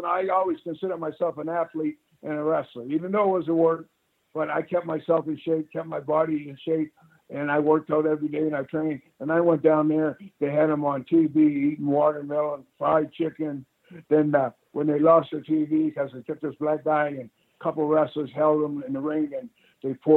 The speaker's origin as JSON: {"language": "English", "country": "Canada", "said": "being Canadian."}